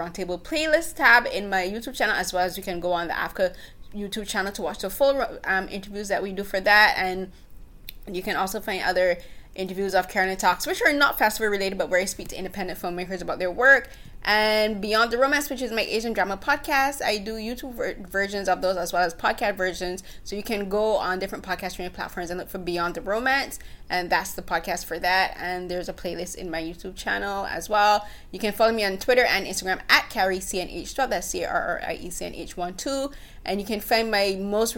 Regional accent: Barbados; moved away as an adult; now in Canada; I'm a Barbadian. I grew up in Barbados. I moved to Canada at the age of 26.

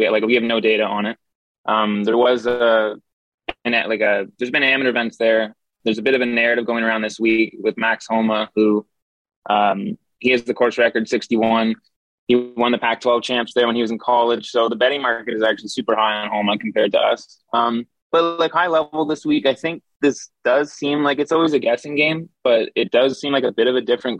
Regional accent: Ottawa, Ontario, Canada; now in Toronto, Canada; I grew up in Ottawa

